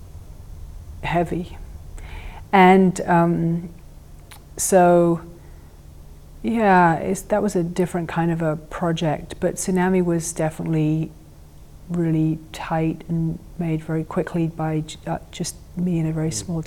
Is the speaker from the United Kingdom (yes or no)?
yes; England, United Kingdom; I grew up with this nuclear terror growing up in England